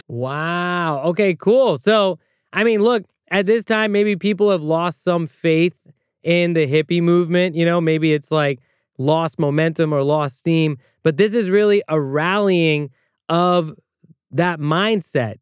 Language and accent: English; United States; As an American with the right to vote